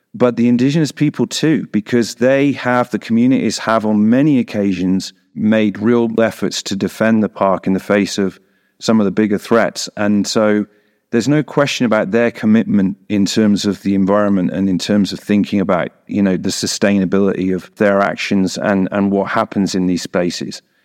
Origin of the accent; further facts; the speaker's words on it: England, United Kingdom; moved away as an adult; now in Bolivia; I am not Bolivian. I am from the United Kingdom. I'm English.